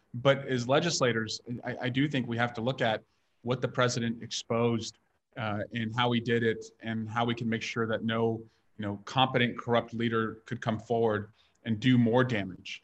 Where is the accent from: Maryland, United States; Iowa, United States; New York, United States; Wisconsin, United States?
Iowa, United States; now in California, United States; I grew up in Iowa